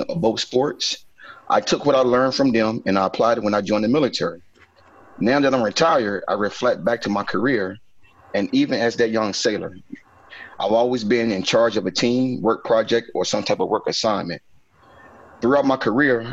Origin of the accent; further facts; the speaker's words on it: Danville, Virginia, United States; I was born and raised in Danville, Virginia.